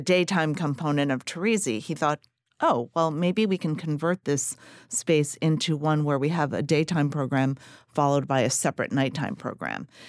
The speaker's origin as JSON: {"language": "English", "region": "New Jersey", "country": "United States", "moved": "as an adult", "lives_now": "Philadelphia, United States", "said": "I'm, I'm originally from New Jersey"}